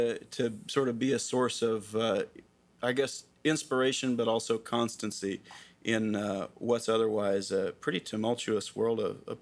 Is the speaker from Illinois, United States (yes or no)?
yes; Illinois, United States; moved away; I'm from Illinois